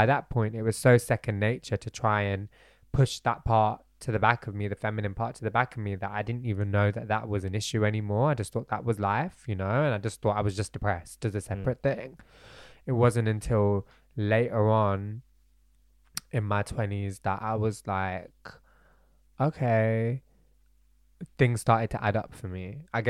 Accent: Bradford, Yorkshire and the Humber, United Kingdom; born there; my parents were born and raised in Bradford. I was born in Bradford.

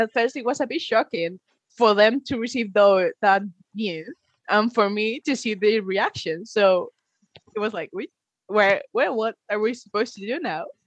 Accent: Padrón, Galicia, Spain; English is a second language; now in Inverness, United Kingdom; I'm from uh, Galicia, that is one of the autonomies in the north. So no, it's not sunny. In fact, it's quite similar to Scotland. and I grew up in a tiny town there. Well, it's a bit weird because it's called Padron, my town

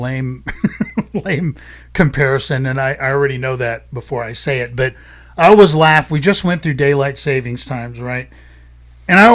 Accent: United States; I'm an American

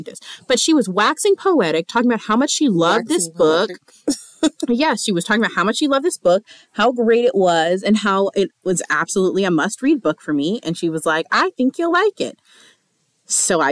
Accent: the South, United States; we're from the South

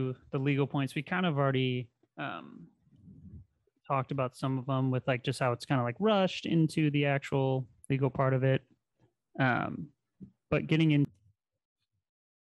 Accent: Midwest, United States; we're both from the Midwest

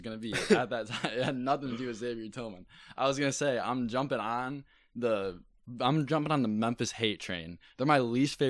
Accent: Vancouver, British Columbia, Canada; It's because I'm from Vancouver.

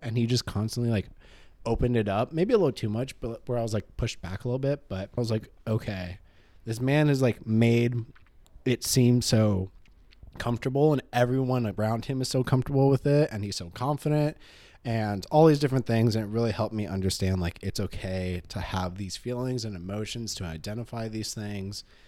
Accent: Claremont, California, United States; I'm from Claremont.

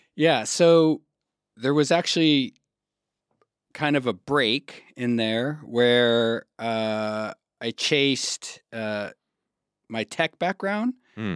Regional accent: Arizona, United States; also born or lived in Texas / California / Berlin; now in Germany; grew up in the desert in Arizona, and then moved to California.

